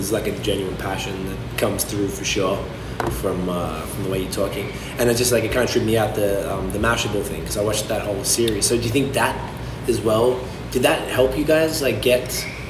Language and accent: English; Australia; now in Canada; I'm Australian, living in Canada